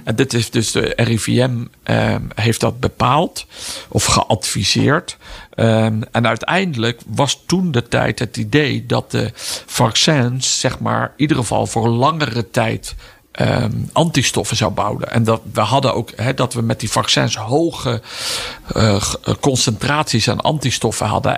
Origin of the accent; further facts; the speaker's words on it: Netherlands; wij als Nederlanders